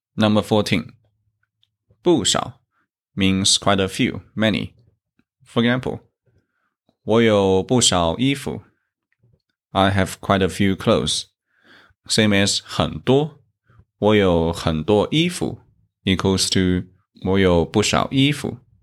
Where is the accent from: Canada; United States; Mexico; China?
China; from China